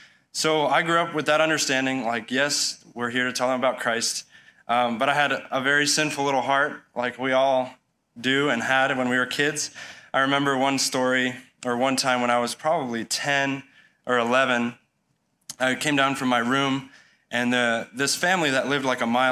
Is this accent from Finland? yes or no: no; Baborigame, Chihuahua, Mexico; I grew up in Mexico as a missionary kid. My folks moved down there. I was actually born down there. So when I was 9 months old, I was born in the city of Chihuahua, where we're currently living.